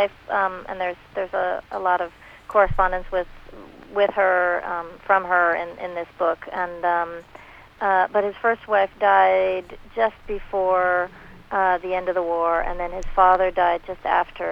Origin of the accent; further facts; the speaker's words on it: Los Angeles, California, United States; growing up in Hollywood